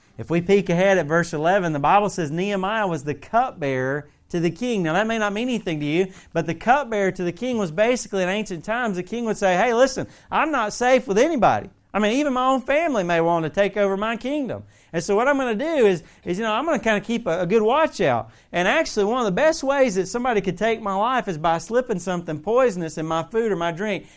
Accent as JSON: {"language": "English", "region": "the South", "country": "United States", "tie": "born or raised there", "accent": "Southern", "moved": "as an adult", "lives_now": "Northeastern United States", "said": "a guy that grew up my whole life in the South"}